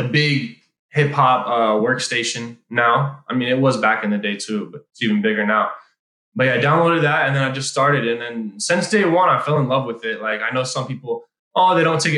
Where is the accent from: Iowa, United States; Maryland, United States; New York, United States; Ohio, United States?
Iowa, United States; moved away as an adult; also born or lived in Israel; on the plane back from Israel to Iowa and then finished up high school